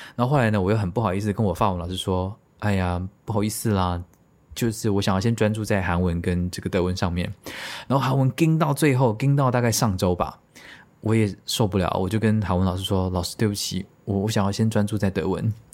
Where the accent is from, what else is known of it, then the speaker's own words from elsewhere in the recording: Taiwan; 真土生土长的台湾人